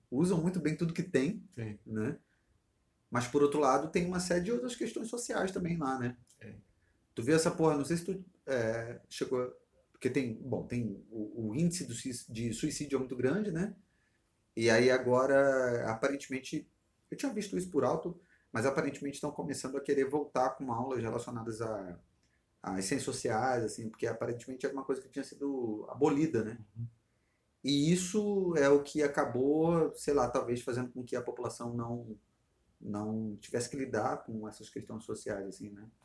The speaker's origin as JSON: {"language": "Portuguese", "country": "Brazil", "said": "é tipo eu como brasileiro."}